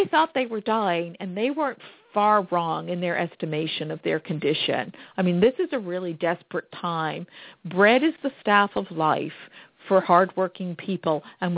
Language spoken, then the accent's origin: English; Plymouth County, Massachusetts, United States; I grew up in Plymouth County in Massachusetts, and our leading agricultural crop is cranberries